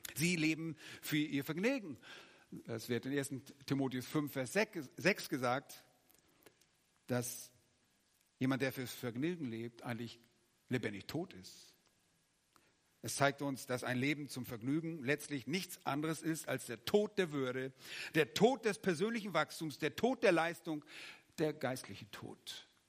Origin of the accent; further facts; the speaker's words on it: Germany; als Deutsche